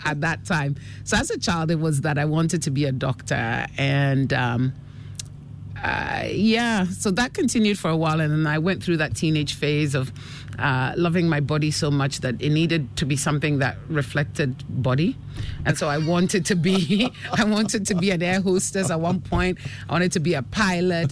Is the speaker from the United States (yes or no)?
no; Accra, Greater Accra, Ghana; moved away as an adult; also born or lived in United Kingdom / Canada / Enyan, Eastern Region / Asamankese; I was born in Ghana. I grew up here uh, till I was about six years old, and my father got an appointment in the UK, mm. and uh, the family moved to join him for a couple of years, and uh, and then he decided he would rather we grew up in Ghana.